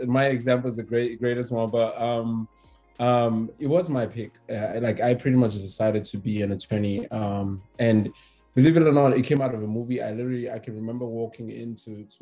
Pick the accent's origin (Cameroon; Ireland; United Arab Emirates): Cameroon; moved away as an adult; also born or lived in Douala, Cameroon / South Africa; now in United States; I'm originally from Cameroon, as you know. I went to school there, then went to school in South Africa as well. Moved here in 2015